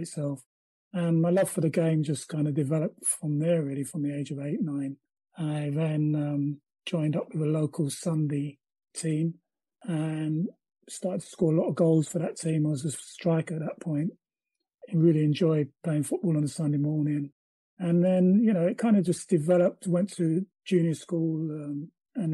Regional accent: London, United Kingdom; also born or lived in Dulwich / Clapham; grew up in South London, born in Dulwich, Dulwich Hospital

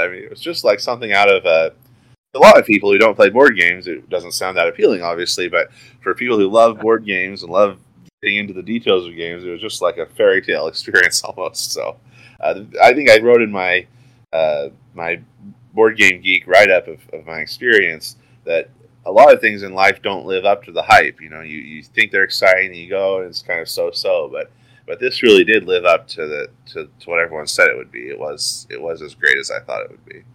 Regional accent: Oregon, United States; I'm from Oregon, so the other side of the country

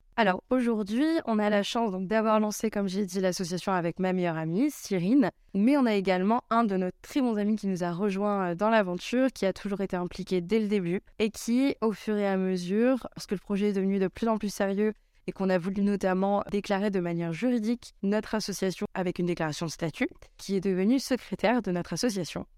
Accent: Saintes, Nouvelle-Aquitaine, France; moved away; also born or lived in Bordeaux; Je suis originaire de Sainte en Charente-Maritime

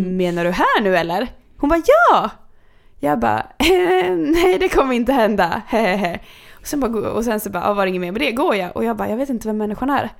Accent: Kungsör, Västmanland, Sweden; moved away; när jag var hemma i Kungsör

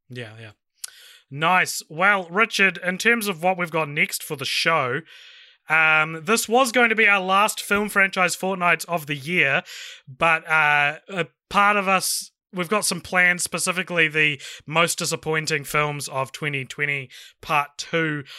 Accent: New Zealand; I'm from New Zealand

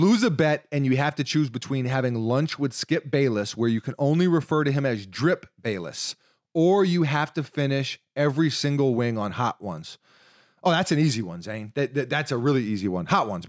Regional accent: San Diego, California, United States; I'm from Dago, so my memories are a little more dark.

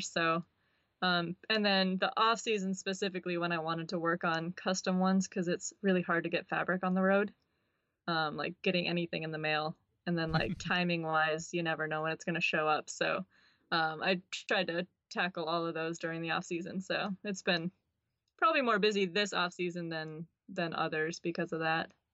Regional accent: River Falls, Wisconsin, United States; moved away; I'm from River Falls, Wisconsin. It's a pretty small town

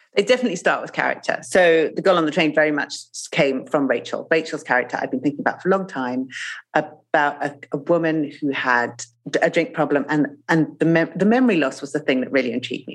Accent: Zimbabwe; moved away; I grew up in Zimbabwe

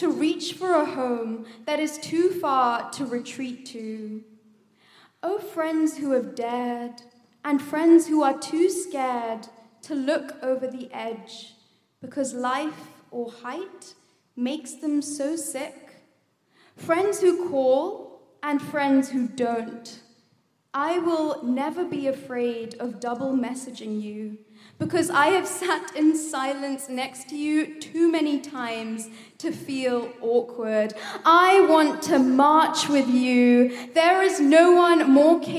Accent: India; I am Indian

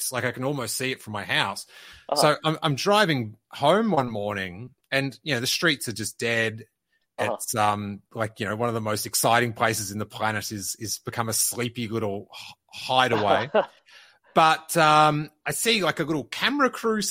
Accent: Melbourne, Victoria, Australia; born or raised there; moved away

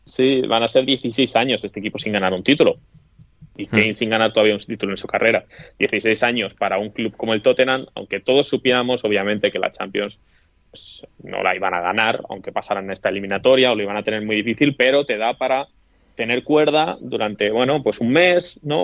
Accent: Toledo, Castilla-La Mancha, Spain; yo no soy manchego, que Toledo no es la mancha

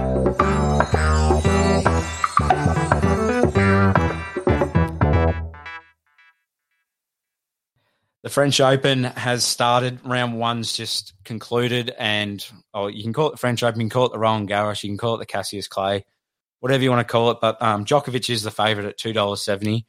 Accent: Australia; we're Australian

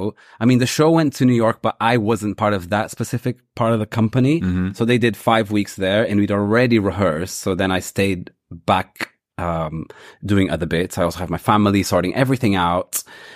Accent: London, United Kingdom; Whereas I come from London.

